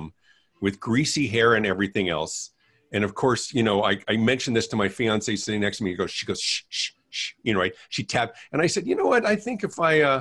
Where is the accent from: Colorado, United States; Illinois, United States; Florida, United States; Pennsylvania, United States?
Colorado, United States; Denver; my hometown of Denver, Colorado